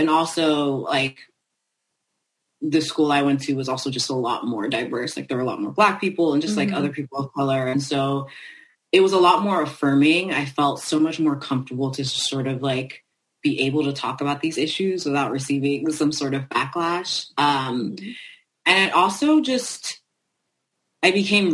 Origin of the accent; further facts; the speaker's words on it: France; I was raised in France